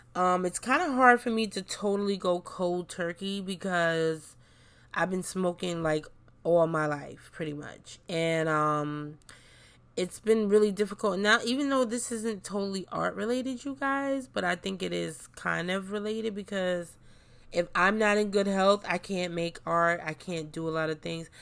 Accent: New York City, New York, United States; I grew up in New York City

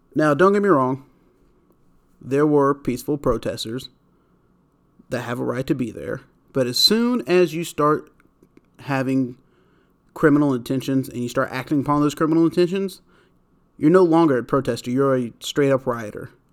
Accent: United States; I'm saying that as an American.

